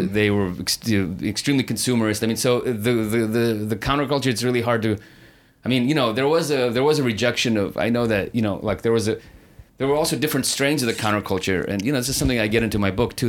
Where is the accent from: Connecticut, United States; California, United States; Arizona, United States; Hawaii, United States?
California, United States; San Francisco; now in Los Angeles, United States; when I grew up in San Francisco